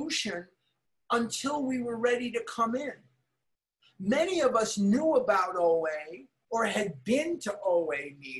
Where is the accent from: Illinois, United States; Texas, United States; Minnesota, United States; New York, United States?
Illinois, United States; Chicago; now in Scottsdale, United States; which is where I'm born and raised. I'm from Chicago